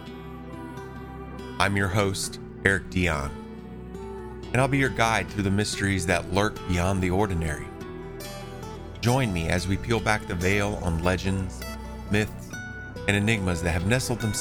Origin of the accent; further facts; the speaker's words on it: Eastern North Carolina, United States; I grew up in Eastern North Carolina